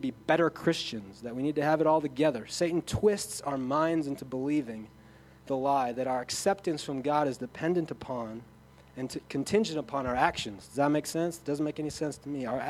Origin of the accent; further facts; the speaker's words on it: Sioux Falls, South Dakota, United States; I come from Sioux Falls where people, the Holy Spirit is either mystical or it's nothing.